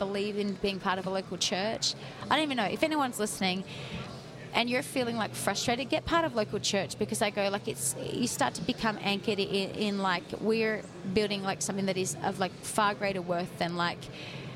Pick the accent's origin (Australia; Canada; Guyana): Australia; accent: Sydney; Australians don't really have filters